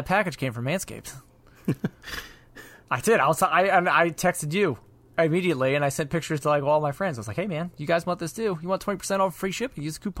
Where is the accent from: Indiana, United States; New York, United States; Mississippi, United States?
New York, United States; aunt was telling me, she's like, you have a very non-distinct dialect where people won't think that I'm from New York.